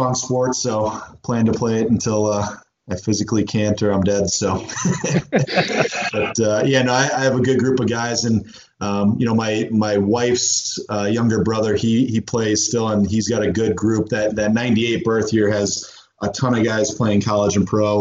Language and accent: English; Indiana, United States; moved away; growing up in Indiana